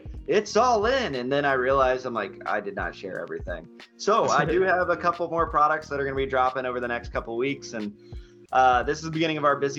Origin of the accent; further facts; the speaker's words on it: Anchorage, Alaska, United States; moved away; also born or lived in East Coast; I grew up in Alaska playing hockey, and I moved to the East Coast